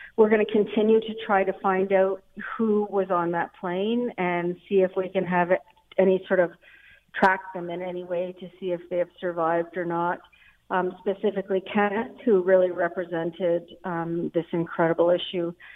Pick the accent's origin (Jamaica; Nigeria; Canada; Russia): Canada; I've always prided myself of being a Canadian.